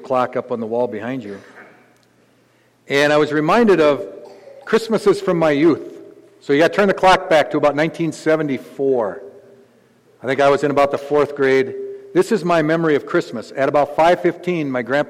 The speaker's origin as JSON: {"language": "English", "town": "Gaylord", "region": "Minnesota", "country": "United States", "said": "I come from a podunk town out in the middle of nowhere. I'm from Gaylord, Minnesota"}